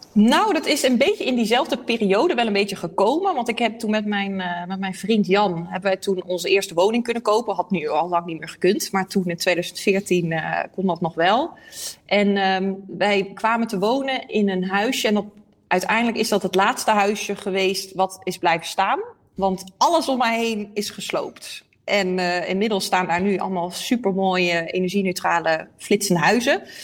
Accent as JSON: {"language": "Dutch", "town": "Eindhoven", "region": "North Brabant", "country": "Netherlands", "also_born_or_lived": "Leiden / The Hague / Amsterdam", "moved": "as an adult", "said": "Ik kom uit Eindhoven, maar ik heb eh, in Leiden gewoond, Den Haag, Amsterdam"}